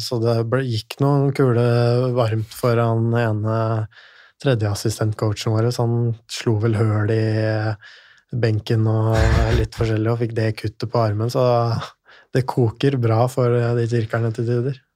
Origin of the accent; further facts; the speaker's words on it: Lillehammer, Innlandet, Norway; moved away; jeg kommer fra Lillehammer.